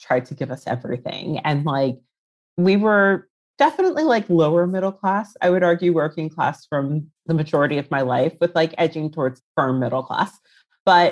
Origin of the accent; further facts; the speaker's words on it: Reston, Virginia, United States; moved away as an adult; now in London, United Kingdom; I'm from Virginia originally. I grew up in Ruston, which is a pretty like affluent